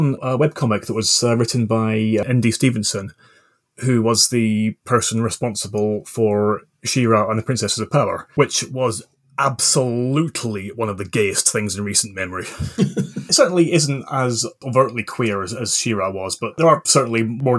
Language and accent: English; Scotland, United Kingdom; I grew up in the Scottish borders with English parents, which, if anyone's ever wondered, is why my accent is all over the place.